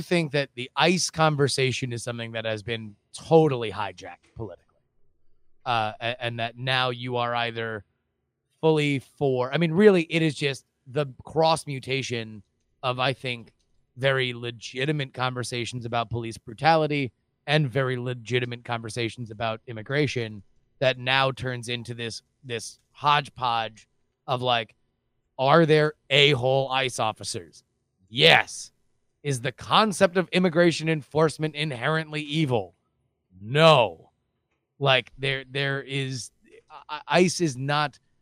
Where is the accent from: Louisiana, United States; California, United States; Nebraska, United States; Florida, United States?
Florida, United States; South; growing up in South Florida